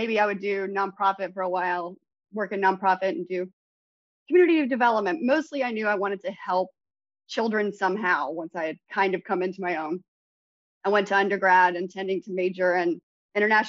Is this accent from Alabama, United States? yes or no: yes; Alabama, United States; I am about maybe 20 minutes from where I grew up and 10 minutes from the hospital where I was born.